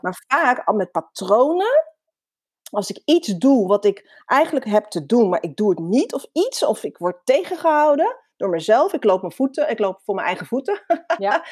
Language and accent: Dutch; Netherlands; Ik ben in Nederland geboren, ja, in 1975